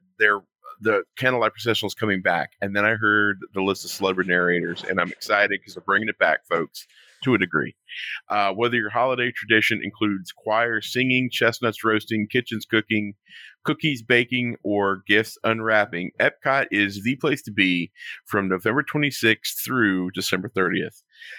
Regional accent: the South, United States; now in Florida, United States; I got biscuits and gravy because I'm from the South. And they were probably the best biscuits I've had since I moved to Florida.

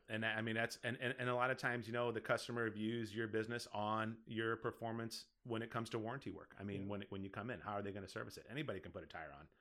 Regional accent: Collinsville, Illinois, United States; now in Caseyville, United States; it ended up being in my hometown because I lived in Collinsville yep. before I moved here to Caseyville.

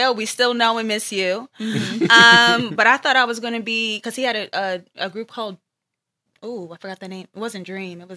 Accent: New York City, New York, United States; Originally, I'm from East Elmhurst. I've moved around a bit towards like my adulthood, but originally from East Elmhurst

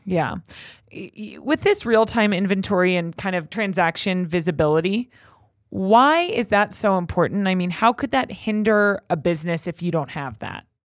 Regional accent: Los Angeles, California, United States; I'm from Los Angeles, born and raised

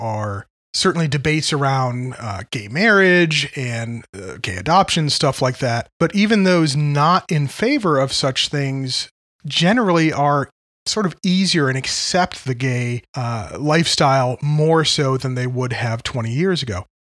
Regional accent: Connecticut, United States; where I grew up in Connecticut

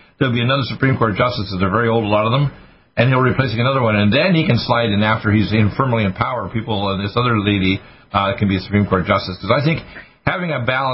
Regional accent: United States; also born or lived in Canada; My two parents, my father was born in Cape Breton. My mother was born in North Dakota, so I'm an American.

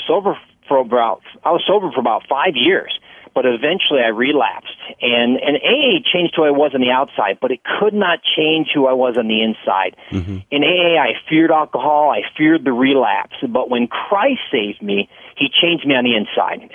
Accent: Palatine, Illinois, United States; I grew up in the Chicago suburbs out in Palatine

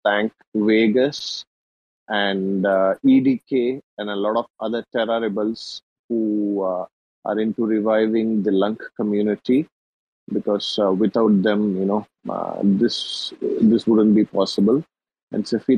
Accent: India; I'm from India

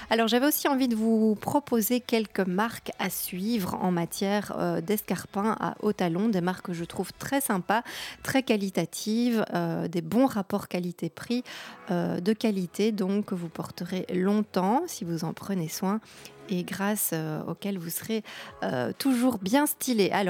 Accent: Belgium; puisque vous savez que je suis belge, peut-être ou pas.

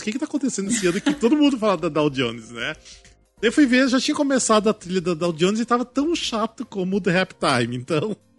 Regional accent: Cascavel, Paraná, Brazil; moved away; lá da minha cidade, em Cascavel

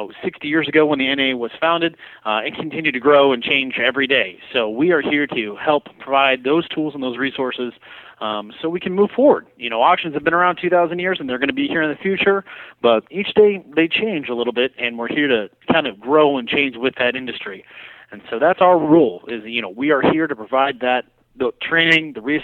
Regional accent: Nebraska, United States; I am a proud Nebraskan, so I hail from the Good Life State

